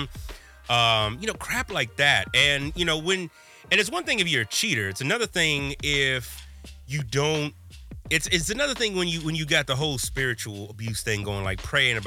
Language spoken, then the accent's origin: English; Midwest, United States; here I am as a Midwesterner